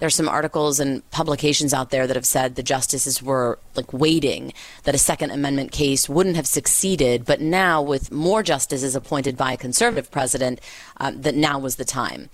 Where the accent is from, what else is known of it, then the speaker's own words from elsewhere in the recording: Los Angeles, California, United States; I'm from Los Angeles, California